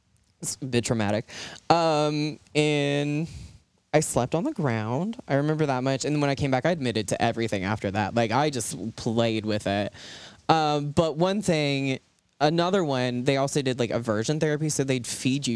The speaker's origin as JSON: {"language": "English", "town": "Ripley", "region": "West Virginia", "country": "United States", "tie": "born or raised there", "said": "I grew up in Appalachia. I grew up in Ripley. Went to school there all throughout."}